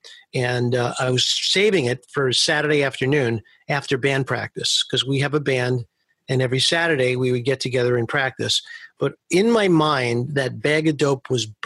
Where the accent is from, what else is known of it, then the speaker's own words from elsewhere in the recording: New York City, New York, United States; I grew up in Manhattan Beach, which is right near Coney Island, but I went to school in Coney Island